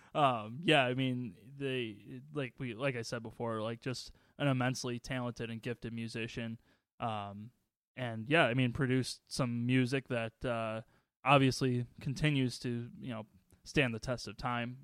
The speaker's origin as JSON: {"language": "English", "town": "Waukegan", "region": "Illinois", "country": "United States", "tie": "born or raised there", "said": "when I was growing up in Waukegan"}